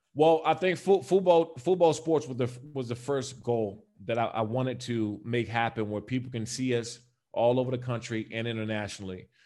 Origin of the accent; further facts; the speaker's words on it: D.C. area, Maryland, United States; also born or lived in Los Angeles, United States; now in Las Vegas, United States; I'm also from the Maryland and Washington, D C area